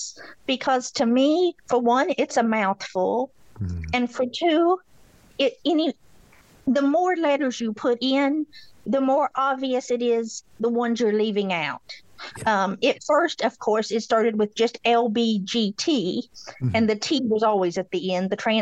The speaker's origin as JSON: {"language": "English", "town": "Beattyville", "region": "Kentucky", "country": "United States", "accent": "drawl", "said": "I'm from Beattyville, Kentucky. So, I got an accent"}